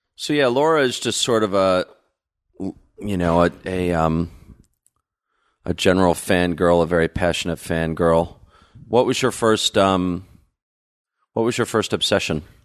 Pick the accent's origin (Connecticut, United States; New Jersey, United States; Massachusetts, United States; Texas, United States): New Jersey, United States; also born or lived in New York; I'm from New Jersey originally